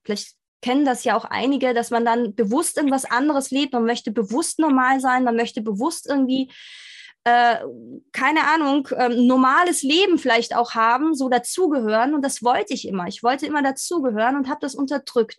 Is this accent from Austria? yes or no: yes; Austria; ich bin in Österreich groß geworden